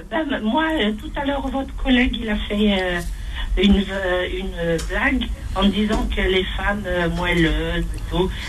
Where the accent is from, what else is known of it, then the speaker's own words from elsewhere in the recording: Algeria; la meuf chez nous en Algérie.